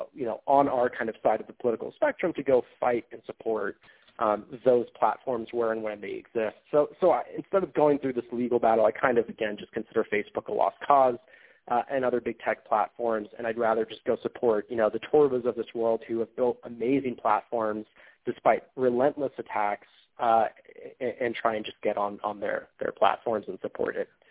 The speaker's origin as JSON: {"language": "English", "country": "United States", "also_born_or_lived": "China", "said": "an American on the ground in Beijing or Shanghai"}